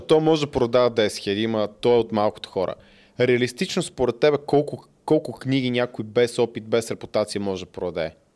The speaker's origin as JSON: {"language": "Bulgarian", "country": "Bulgaria", "said": "съм от България"}